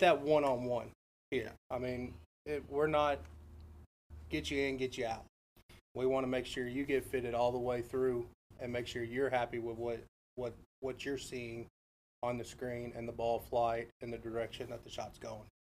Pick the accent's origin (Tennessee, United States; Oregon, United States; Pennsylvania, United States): Tennessee, United States; Nashville; also born or lived in Smyrna, Tennessee; I am from Nashville. I was born and raised here